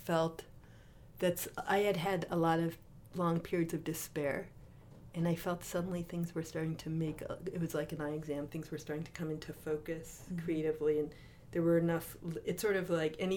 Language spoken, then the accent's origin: English; Oakland, California, United States; I was starting my last semester in graduate school in Oakland, California